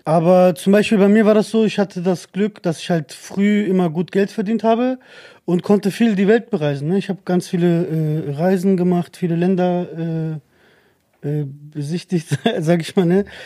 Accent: Germany; ich bin in Deutschland geboren

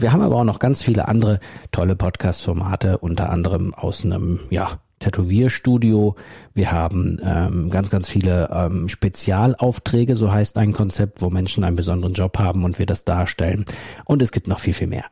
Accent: Soest district, North Rhine-Westphalia, Germany; Das ist der Kreis Soest. Das ist mein Heimatort sozusagen

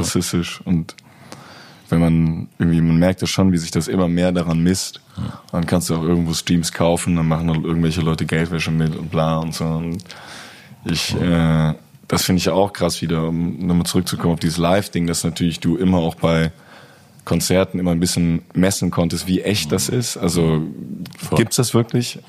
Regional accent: Cologne, North Rhine-Westphalia, Germany; meine Heimatstadt

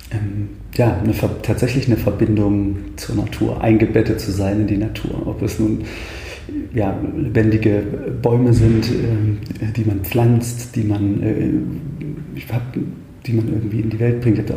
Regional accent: Thuringia, Germany; ich bin ein Waldkind, vielleicht das zunächst. Ich komme, ich komme aus dem Eichsfeld, aus der Mitte Thürings, ähm, beziehungsweise aus dem Norden Thürings, Mitte Deutschlands

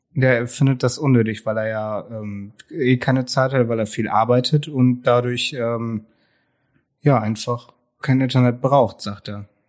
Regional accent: Brummerförde, Lower Saxony, Germany; ich komme eigentlich ursprünglich aus Brummerförde

